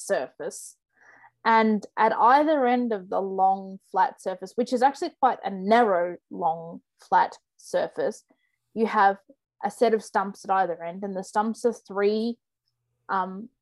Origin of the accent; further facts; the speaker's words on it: Australia; being Australian